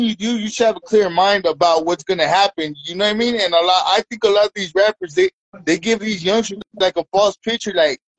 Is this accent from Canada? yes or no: no; Redlands, California, United States; now in Highland, United States; I'm from Redlands, California, right here in the IE, in an empire.